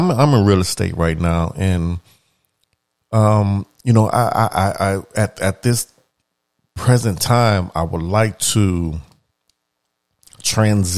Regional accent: New Orleans, Louisiana, United States; moved away; I'm from New Orleans. And, you know, I have family members that are still there

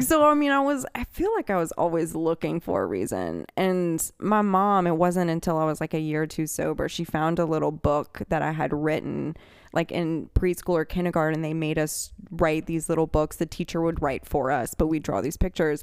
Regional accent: Birmingham, Alabama, United States; also born or lived in Metairie, Louisiana; I was born in Metairie, and I grew up in Birmingham, Alabama

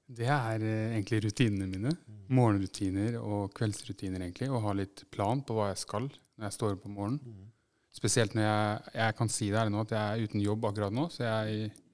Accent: Fredrikstad, Østfold, Norway; jeg er født i Fredrikstad. Og, og egentlig bodd her nesten hele mitt liv

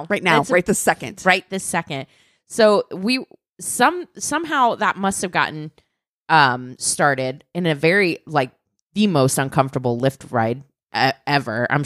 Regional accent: Michigan, United States; I was leaving for Cincinnati, Ohio in the fall, and I'm from Michigan.

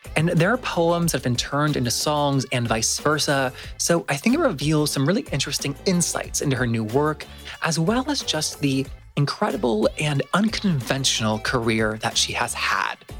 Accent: the South, United States; I grew up in the South

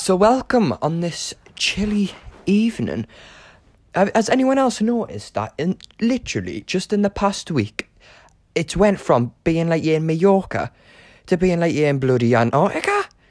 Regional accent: Newcastle upon Tyne, North East England, United Kingdom; moved away as an adult; now in London, United Kingdom; I'm currently living in Chiswick in London, but I am originally from Newcastle upon Tyne. Um, yeah, I'm a Geordie.

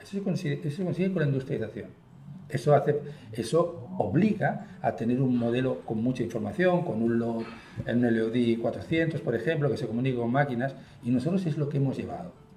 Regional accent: Spain; accent: Spanish; moved away as an adult; also born or lived in Chile; yo tengo mucho acento español

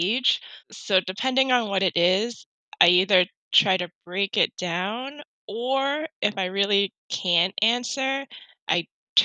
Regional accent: New York, United States; I'm from New York, and my parents are from Hong Kong

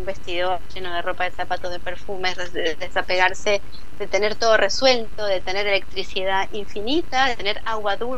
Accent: Buenos Aires, Argentina; bien de la vida en Buenos Aires, porque somos porteños todos.

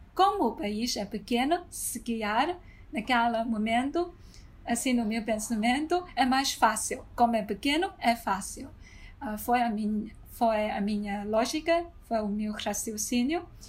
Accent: China; moved away; also born or lived in Lisbon, Portugal; sou chinesa

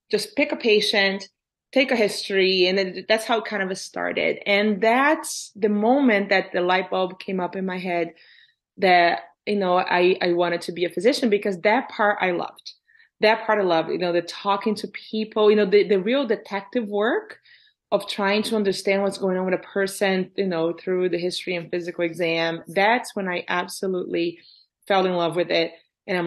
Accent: Brazil; now in Canada; So growing up in Brazil, so I grew up middle-class family in Brazil

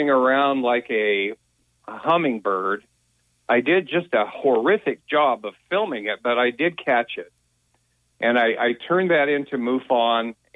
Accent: Las Vegas, Nevada, United States; moved away; I grew up in Las Vegas.

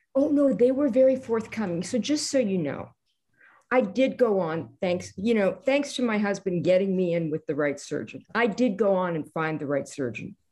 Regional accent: Canada; I'm Canadian

